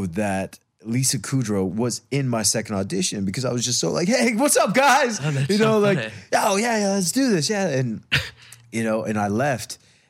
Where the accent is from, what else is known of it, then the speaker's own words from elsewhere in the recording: Arizona, United States; also born or lived in North Dakota / Kansas City / Iowa / Denver; now in Los Angeles, United States; Well, I was born in North Dakota. Yeah. After my parents separated, moved to, it's kind of, I block a lot of it. Kansas City, then Iowa, wow. then Denver, Colorado, then Arizona. And then from Arizona, grew up most of my life there.